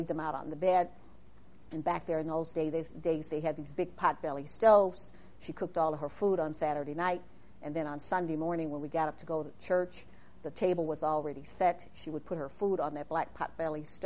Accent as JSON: {"language": "English", "town": "Chicago", "region": "Illinois", "country": "United States", "tie": "born or raised there", "moved": "yes", "said": "I was born and raised in Chicago"}